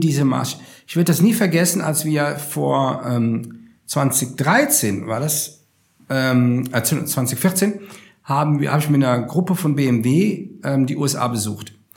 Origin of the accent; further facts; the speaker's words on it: Rhineland, Germany; moved away as an adult; also born or lived in Upper Palatinate / Munich; als ich meine Heimat verlassen habe, vor 22 Jahren, und bin von, vom, hm, vom, äh, von, äh, vom Rheinland quasi in die Oberpfalz gezogen